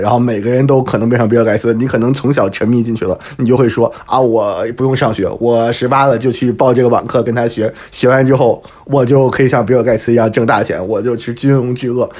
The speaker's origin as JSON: {"language": "Chinese", "region": "Hebei", "country": "China", "tie": "born or raised there", "moved": "yes", "lives_now": "Paris, France", "said": "我老家是河北的"}